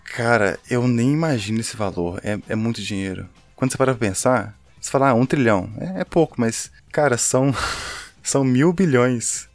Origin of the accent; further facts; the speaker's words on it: Belo Horizonte, Minas Gerais, Brazil; somos mineiros de BH